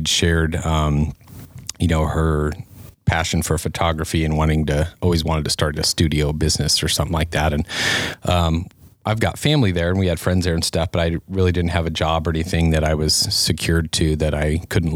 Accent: Denver, Colorado, United States; moved away as an adult; also born or lived in Fort Collins, Colorado; now in Sheridan, United States; I was born and raised in Denver, Colorado, and kind of moved all over the metro area

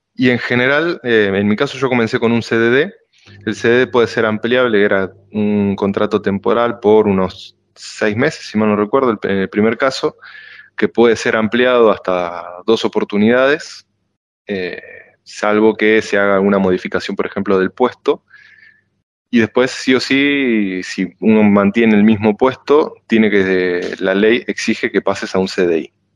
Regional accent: La Plata, Buenos Aires Province, Argentina; moved away as an adult; now in France; yo soy de La Plata, estudié en Buenos Aires

